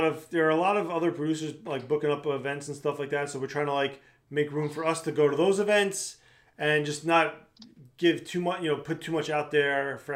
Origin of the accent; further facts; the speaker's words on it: Long Island, New York, United States; I grew up on Long Island